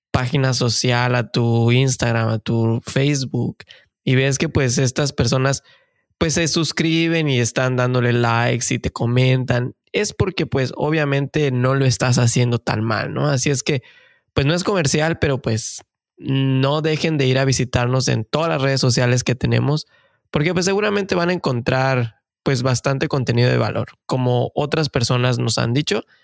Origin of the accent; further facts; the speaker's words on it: Mexico; moved away as an adult; now in Canada; como siempre decimos y seguramente ya saben, pues somos mexicanos de corazón que venimos a buscar el famosísimo sueño canadiense.